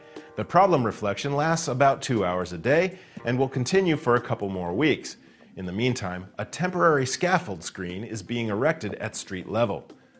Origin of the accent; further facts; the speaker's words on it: Middle America, Midwest, United States; I'm from Middle America.